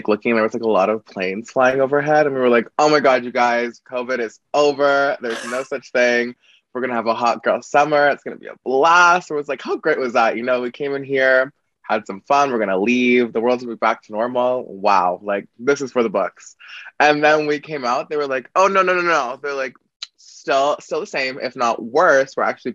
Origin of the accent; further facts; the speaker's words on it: Calgary, Alberta, Canada; I'm from Canada, but I'm from this province called Alberta, specifically Calgary.